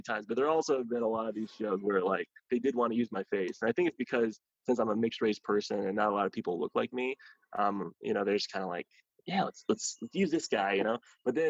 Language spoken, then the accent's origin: English; Columbus, Ohio, United States; now in Los Angeles, United States; it was actually shooting in Columbus, Ohio, which is my hometown.